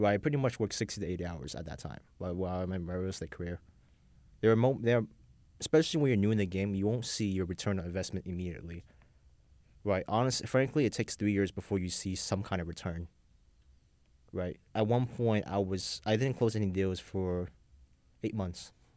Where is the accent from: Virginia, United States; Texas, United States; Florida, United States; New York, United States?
New York, United States; New York City; I grew up in Brownsville. For those who don't know, Brownsville is the hood of Brooklyn.